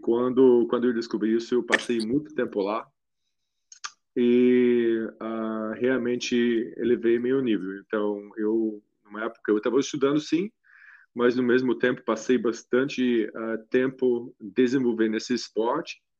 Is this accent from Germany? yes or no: yes; Germany; Portuguese is a second language; now in Brazil; minha infância na Alemanha